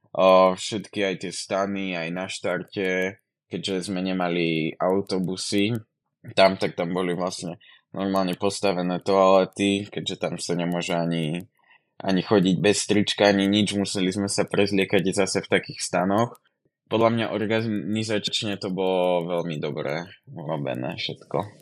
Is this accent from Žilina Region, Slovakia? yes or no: yes; Kysuce, Žilina Region, Slovakia; moved away as an adult; now in Žiar, Slovakia; pochádzam z Kysic, ale už tam nebývam, už bývam v Žiari